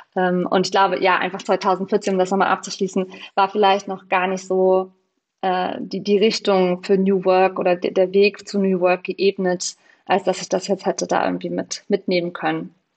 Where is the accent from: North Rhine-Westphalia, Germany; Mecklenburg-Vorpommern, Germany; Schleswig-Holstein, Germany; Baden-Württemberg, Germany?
Mecklenburg-Vorpommern, Germany; Baltic coast; moved away as an adult; now in Berlin, Germany; an die Ostsee in meine Heimat